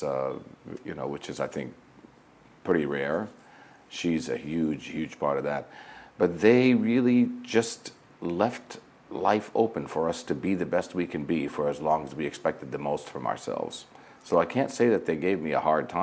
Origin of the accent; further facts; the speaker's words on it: Flint, Michigan, United States; moved away as an adult; also born or lived in Nazareth, Israel / New York; I was born and raised in Nazareth, Israel, and my parents I have five siblings, two brothers, three sisters, and my parents, when they were 39 years old, decided to immigrate to the United States, which ironically was from Nazareth, Israel to Flint, Michigan. So, you know, went through most of school in Michigan